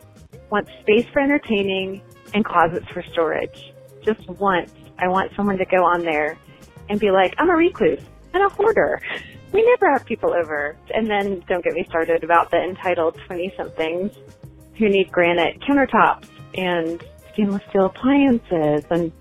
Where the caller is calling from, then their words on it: Denver, Colorado, United States; I'm calling from Denver.